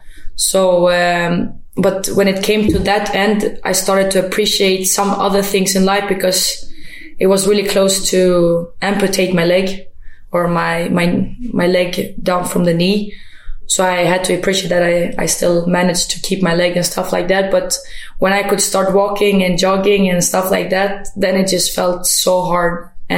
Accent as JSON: {"language": "English", "country": "Sweden", "tie": "born or raised there", "also_born_or_lived": "Germany / Kosovo", "said": "Like, I was born in Germany, and then I was a time down in Kosovo, and then escaped war a little bit, came to Sweden, and felt like, you know, after that tough time with moving around, I got the Swedish citizen, and I just felt like, okay, now maybe I can be home."}